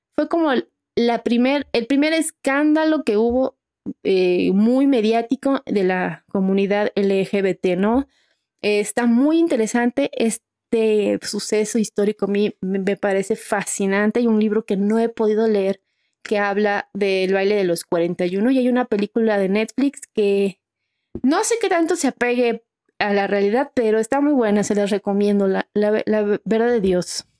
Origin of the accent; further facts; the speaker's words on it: Mexico; nosotras, que somos mexicanas